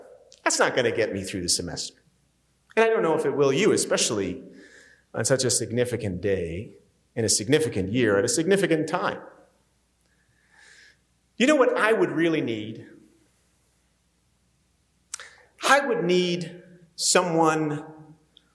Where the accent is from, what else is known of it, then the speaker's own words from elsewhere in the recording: New Jersey, United States; moved away; I'm from New Jersey. There's a lot of pagans up there. I grew up working class